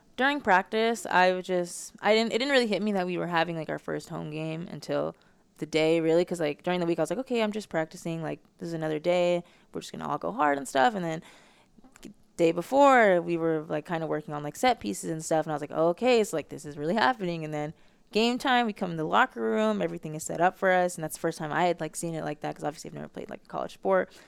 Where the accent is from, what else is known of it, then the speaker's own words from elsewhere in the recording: Las Vegas, Nevada, United States; moved away as an adult; now in Arizona, United States; I have such a high expectation of being from Vegas